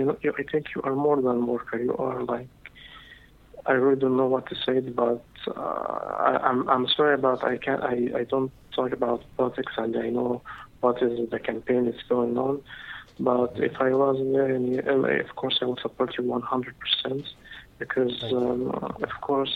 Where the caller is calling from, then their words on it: Dubai, United Arab Emirates; This is …. I'm calling from Dubai.